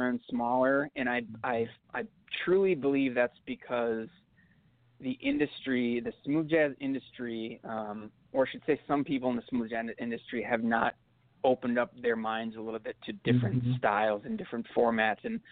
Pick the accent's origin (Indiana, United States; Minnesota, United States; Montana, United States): Minnesota, United States; Minneapolis; I'm from Minneapolis.